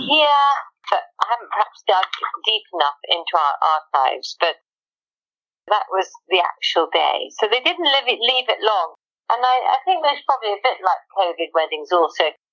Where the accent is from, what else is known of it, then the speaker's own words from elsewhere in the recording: Wales, United Kingdom; being a Welsh farmer's daughter